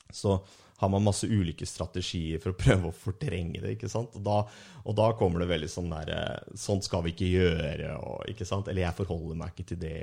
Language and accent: Norwegian; Ski, Akershus, Norway; i Ski, så sånn der jeg er fra